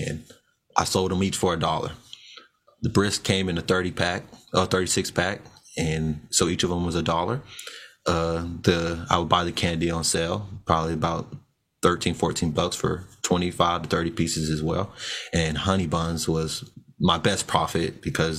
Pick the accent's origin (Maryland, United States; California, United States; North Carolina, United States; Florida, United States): Florida, United States; Orlando; I was born and raised in Orlando, Florida